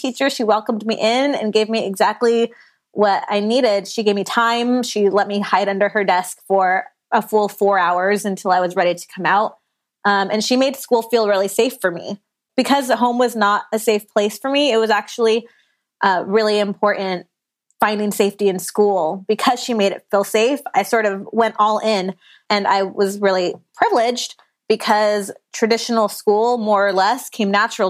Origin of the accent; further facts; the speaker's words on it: Riverside County, California, United States; also born or lived in Orange County, California / San Diego County, California / Oregon; I am a California native. I was born and raised in California. I was born in Orange County, grew up mostly in Riverside County, and then now I live out here in San Diego